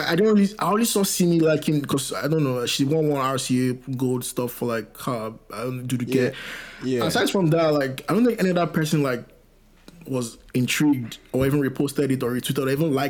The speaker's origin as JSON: {"language": "English", "country": "Nigeria", "said": "as a Nigerian guy."}